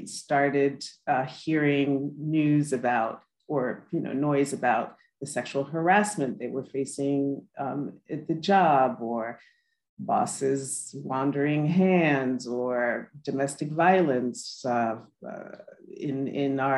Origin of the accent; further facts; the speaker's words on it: New York City, New York, United States; I am a first generation American. My parents were immigrants from Haiti. I was born in New York City